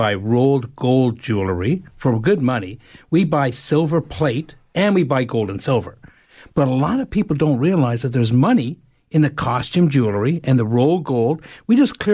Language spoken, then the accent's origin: English; Canada; being Canadian